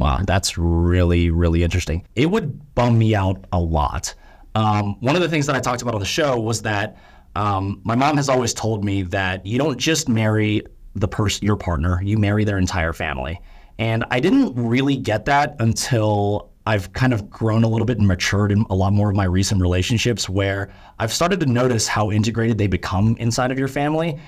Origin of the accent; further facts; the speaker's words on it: United States; first language English; I'm a Korean American. I'm born and raised here